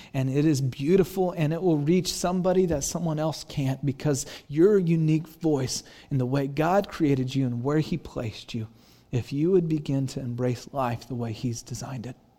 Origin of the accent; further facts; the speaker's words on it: Santa Cruz, California, United States; my hometown Santa Cruz